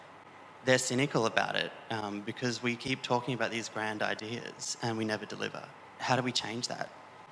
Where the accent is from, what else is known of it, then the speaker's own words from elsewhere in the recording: Townsville, Queensland, Australia; You know, I grew up in Townsville.